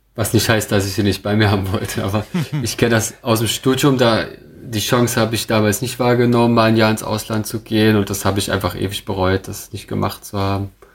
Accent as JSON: {"language": "German", "town": "Dresden", "region": "Saxony", "country": "Germany", "tie": "born or raised there", "also_born_or_lived": "Koblenz", "said": "ich bin ja gebürtiger Dresdner"}